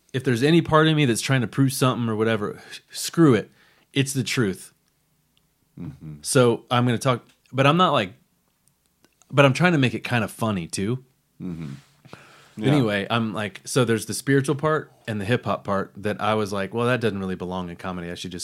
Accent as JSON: {"language": "English", "town": "Los Angeles", "region": "California", "country": "United States", "tie": "born there", "said": "I don't know if you know this, but I was born in Los Angeles."}